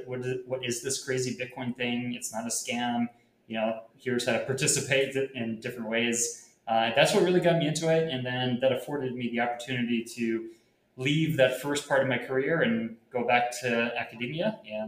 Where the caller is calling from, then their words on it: Puerto Rico; I'm calling in from Puerto Rico.